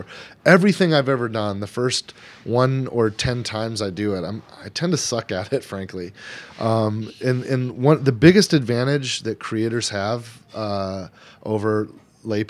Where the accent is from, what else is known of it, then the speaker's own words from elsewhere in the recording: California, United States; also born or lived in Frisco, Texas; now in Texas, United States; I'm from California. I live in Texas